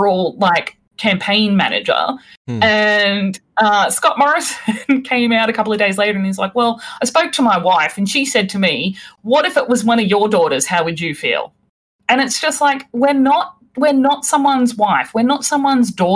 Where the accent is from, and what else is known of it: Australia